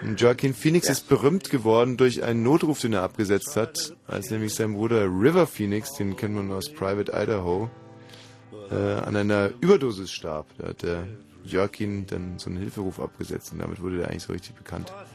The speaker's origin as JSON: {"language": "German", "area": "Ammersee area near Munich", "region": "Bavaria", "country": "Germany", "moved": "yes", "said": "Aus Schonau am Ammersee"}